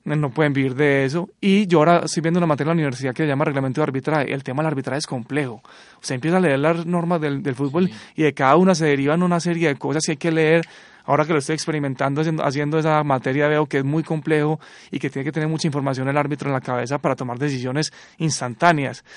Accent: Antioquia, Colombia; uno como antioqueño

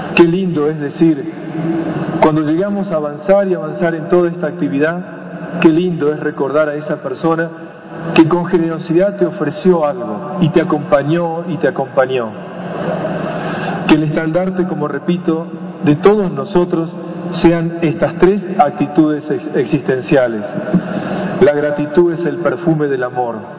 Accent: Buenos Aires, Argentina; yo vengo de Buenos Aires

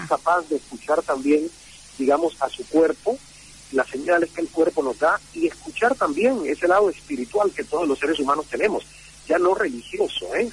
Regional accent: Santiago de Cuba, Cuba; moved away as an adult; la emisora provincial de Santiago de Cuba, donde yo nací y crecí

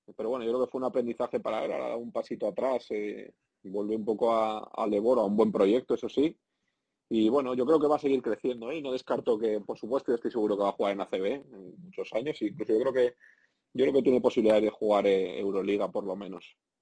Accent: Spain; moved away as an adult; la gente que somos del sur de Europa, eh, los españoles

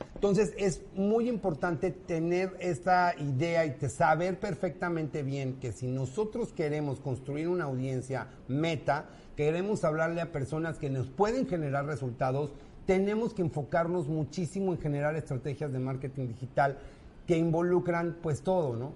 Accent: Mexico City, Mexico; Soy de aquí, de la CDMX, DF, Chilaquil, Forever and Ever. Aquí nací y aquí me moriré.

